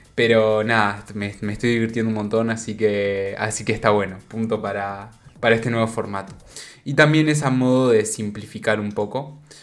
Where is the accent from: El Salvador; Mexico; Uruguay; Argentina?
Uruguay; No soy de España, por las dudas soy de Uruguay